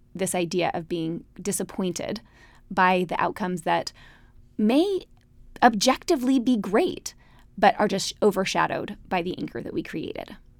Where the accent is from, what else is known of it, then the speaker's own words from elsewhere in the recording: Utah, United States; moved away; We grew up in Utah, big, happy Mormon families